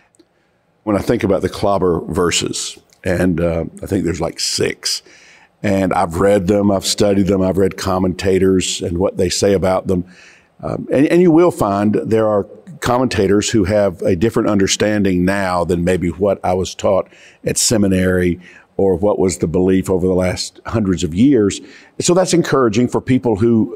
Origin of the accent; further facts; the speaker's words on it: Georgia, United States; I come from Georgia